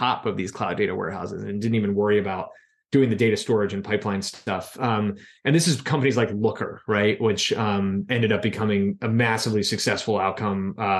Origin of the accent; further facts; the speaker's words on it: Philadelphia, Pennsylvania, United States; And, you know, headed back to what was my hometown.